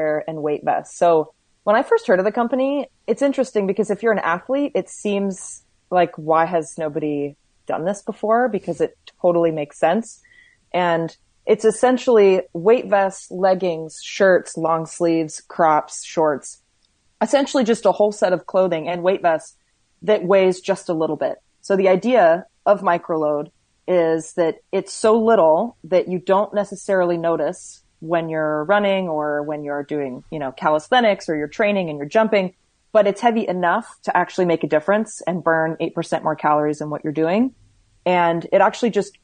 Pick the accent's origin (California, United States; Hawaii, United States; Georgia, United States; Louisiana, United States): California, United States; Bay Area; also born or lived in West Hollywood, California; now in Oregon, United States; I was born in West Hollywood, and then I grew up in the Bay Area